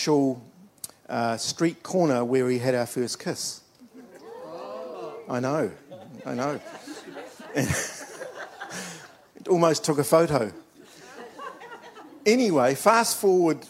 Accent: Dunedin, Otago, New Zealand; when I was an eight-year-old kid, I was at the Apostolic Church in Dunedin. I'm from Dunedin, by the way, the youngest of five children

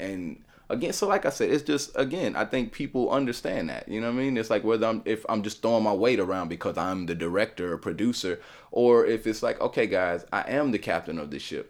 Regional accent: Nashville, Tennessee, United States; me being in Nashville, born and raised in Nashville

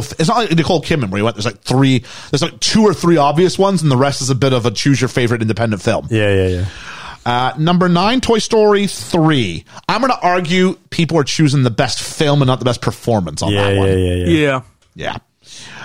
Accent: Canada; as a Canadian

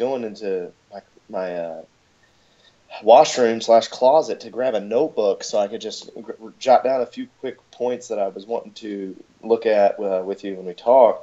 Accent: Louisville, Kentucky, United States; moved away as an adult; now in Greenwood, United States; I was born and raised in Louisville, Kentucky. I was there for 25 years

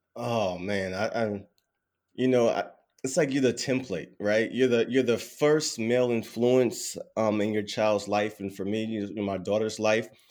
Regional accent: Durham, North Carolina, United States; born and raised in Durham, North Carolina

